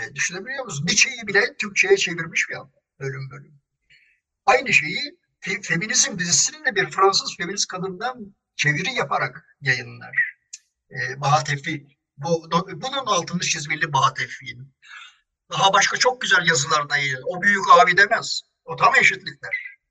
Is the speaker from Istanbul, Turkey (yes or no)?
no; İzmir, Turkey; Biz İzmirliler olarak